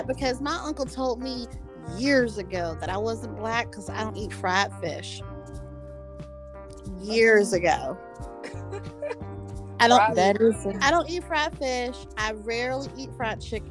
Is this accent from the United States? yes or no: yes; the South, United States; I'm from the South